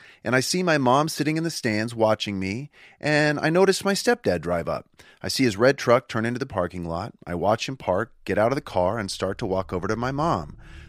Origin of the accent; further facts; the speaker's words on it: Huntington Beach, California, United States; I grew up in Huntington Beach, and my parents were huge Anaheim Angels fans